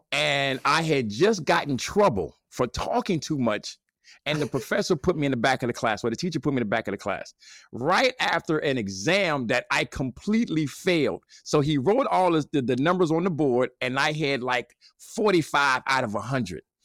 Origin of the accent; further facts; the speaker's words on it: Gary, Indiana, United States; I'm from Gary, Indiana.